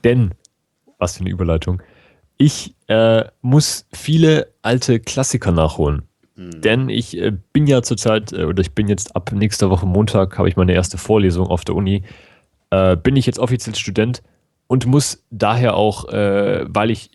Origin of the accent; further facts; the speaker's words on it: Germany; bei uns in Deutschland